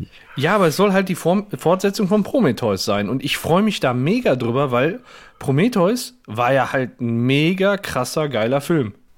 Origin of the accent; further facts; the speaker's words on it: Gelsenkirchen, North Rhine-Westphalia, Germany; ich bin ja in Gelsenkirchen-Burg geboren